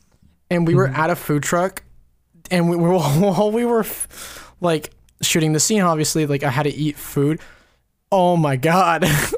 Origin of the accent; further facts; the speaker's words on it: West Coast, United States; I had the best Mexican food of the East Coast. I'm from the West Coast.